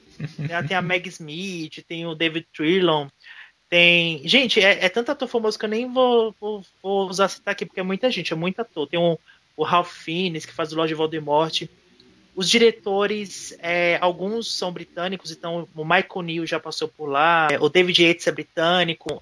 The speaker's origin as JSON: {"language": "Portuguese", "region": "Pernambuco", "country": "Brazil", "said": "eu sou nordestino com muito orgulho. Eu estou de volta para minha terra"}